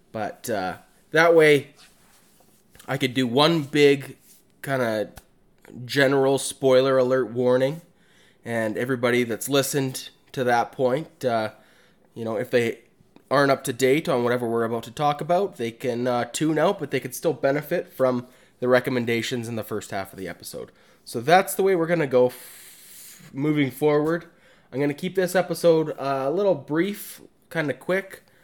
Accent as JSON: {"language": "English", "region": "Alberta", "country": "Canada", "said": "I'm from Alberta"}